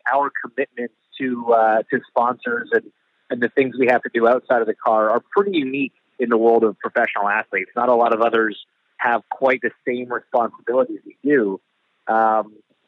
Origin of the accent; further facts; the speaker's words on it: Canada; I'm Canadian